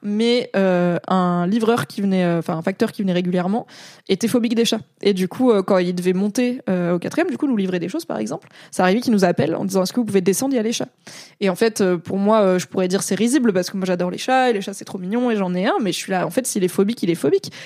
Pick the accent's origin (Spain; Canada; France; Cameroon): France; Valence, Auvergne-Rhône-Alpes; moved away as an adult; also born or lived in Grenoble; j'ai grandi à Valence dans la Drôme